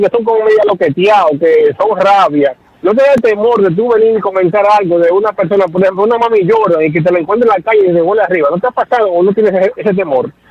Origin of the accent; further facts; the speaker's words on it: Venezuela; Usted que me conoce que somos de Venezuela ambos.